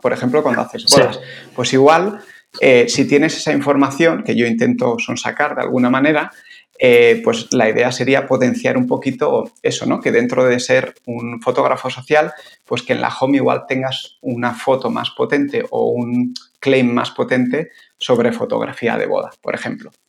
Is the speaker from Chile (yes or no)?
no; San Sebastián, Basque Country, Spain; moved away as an adult; also born or lived in Bilbao / Italy; now in Barcelona, Spain; yo soy de Donosti, pero bueno, muy bastante rápido me fui a, Bilbo a hacer la carrera de biología y luego me tiré 11 años en Barcelona